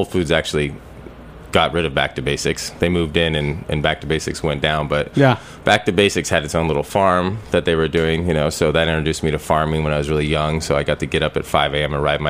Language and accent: English; Sonoma, California, United States; now in Brooklyn, United States; growing up in Northern California.